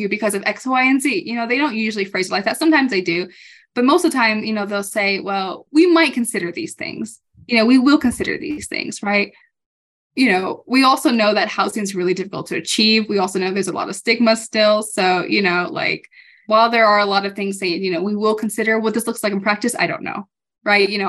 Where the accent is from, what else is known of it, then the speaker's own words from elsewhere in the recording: California, United States; now in Colorado, United States; I'm from California